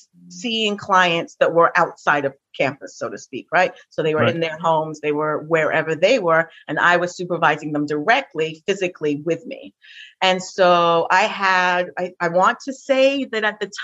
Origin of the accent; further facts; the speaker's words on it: England, United Kingdom; now in New York City, United States; I'm from England